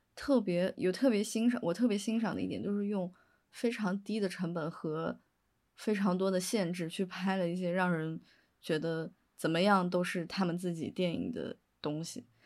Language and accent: Chinese; Chengdu, Sichuan, China; 其实我是成都人嘛，所以我零八年的时候有，也有经历过地震